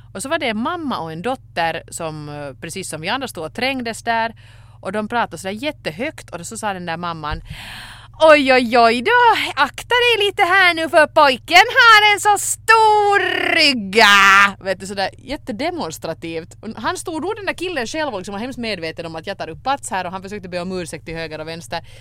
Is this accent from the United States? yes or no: no; Finland; när man kommer som finländare till Sverige